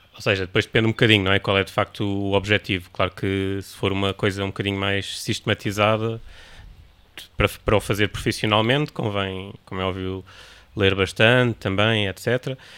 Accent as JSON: {"language": "Portuguese", "region": "Lisbon", "country": "Portugal", "said": "eu não sou do Porto, portanto voltei para Lisboa"}